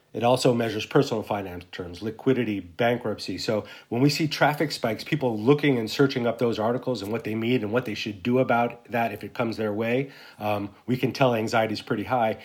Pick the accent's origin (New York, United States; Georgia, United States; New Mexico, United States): New Mexico, United States; Santa Fe; moved away as an adult; I grew up in Santa Fe, New Mexico